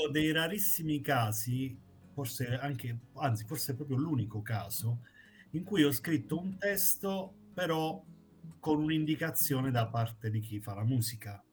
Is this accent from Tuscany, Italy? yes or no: no; Basilicata, Italy; rischiavo di lasciare la Basilicata